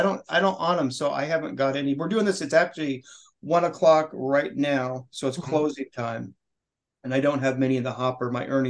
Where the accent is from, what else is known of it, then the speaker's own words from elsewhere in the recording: Oregon, United States; moved away; I grew up in Oregon, dude.